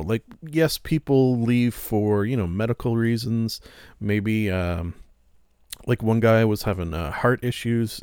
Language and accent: English; Canada; being a Canadian